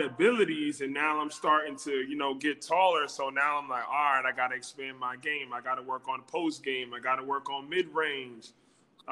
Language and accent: English; New Jersey, United States; moved away as an adult; now in Pennsylvania, United States; I'm from New Jersey, born and raised